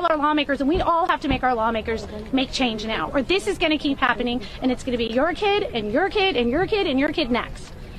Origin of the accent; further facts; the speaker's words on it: Highland Park, Illinois, United States; I'm from Highland Park, Illinois.